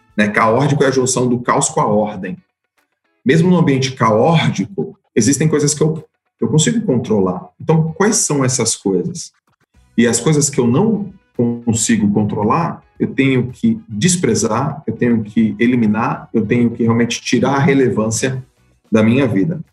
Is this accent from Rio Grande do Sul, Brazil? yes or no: no; Santos, São Paulo, Brazil; eu sou de Santos, fui nadador em Santos a minha carreira inteira.